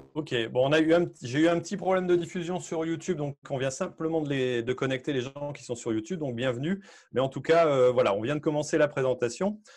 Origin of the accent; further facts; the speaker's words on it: Hauts-de-France, France; chez, nous, chez nous, euh, dans les Hauts-de-France